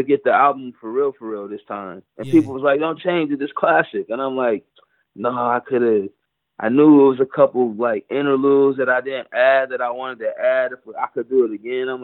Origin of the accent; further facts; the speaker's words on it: Pontiac, Michigan, United States; moved away as an adult; now in Egypt; I'm from Pontiac